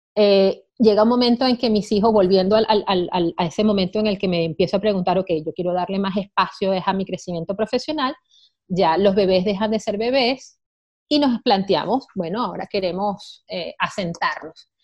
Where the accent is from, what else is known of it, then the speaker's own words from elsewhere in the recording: Venezuela; moved away; Yo soy venezolana de origen